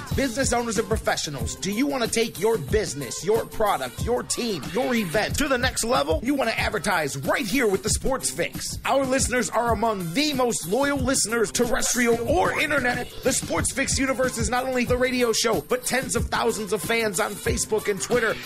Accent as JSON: {"language": "English", "town": "Cleveland", "region": "Ohio", "country": "United States", "said": "our thing is how proud we are to be from Cleveland, to be in Cleveland"}